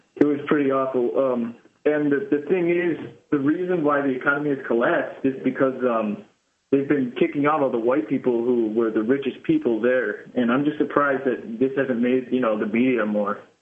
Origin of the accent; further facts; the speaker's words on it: Zimbabwe; moved away; I was born in Zimbabwe